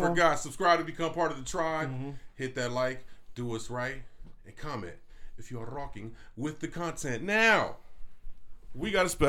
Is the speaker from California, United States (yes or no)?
yes; California, United States; both of us are from the West. We from Cali, and Arizona is an extension of that to a certain extent.